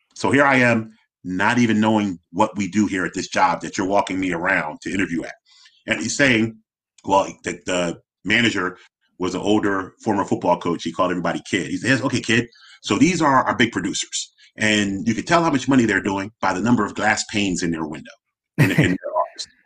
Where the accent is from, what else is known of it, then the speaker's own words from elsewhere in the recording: Philadelphia, Pennsylvania, United States; I'm born and raised in Philly